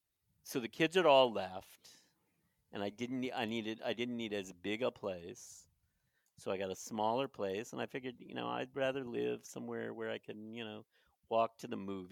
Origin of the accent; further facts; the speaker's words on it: United States; I'm an American.